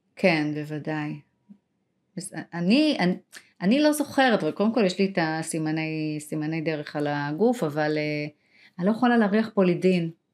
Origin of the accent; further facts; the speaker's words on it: Israel; נולדתי שם